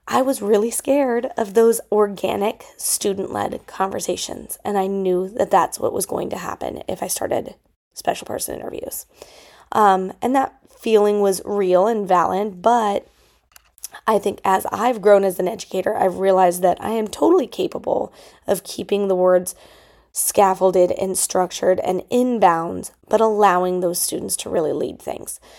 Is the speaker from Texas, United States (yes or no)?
no; Denver, Colorado, United States; lots of my mentors in Colorado growing up in the Denver Public Schools used special person interviews regularly